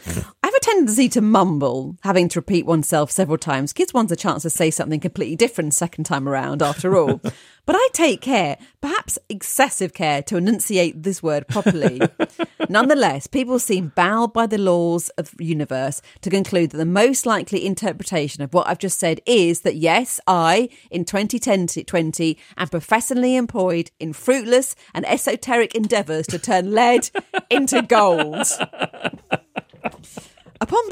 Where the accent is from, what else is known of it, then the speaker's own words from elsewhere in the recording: Ireland; moved away as an adult; now in United Kingdom; come from a small town in Ireland, but despite having lived in the UK for many years, I've not lost my accent.